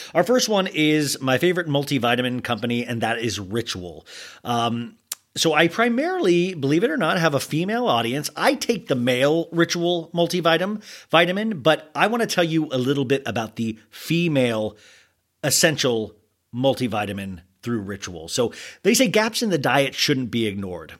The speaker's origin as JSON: {"language": "English", "country": "United States", "said": "I'm an American"}